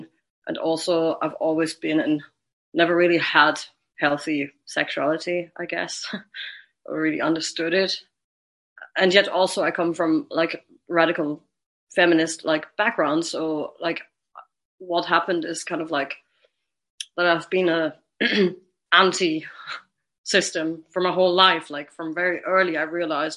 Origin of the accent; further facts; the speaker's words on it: Germany; moved away; also born or lived in Brighton, United Kingdom; I'm from Germany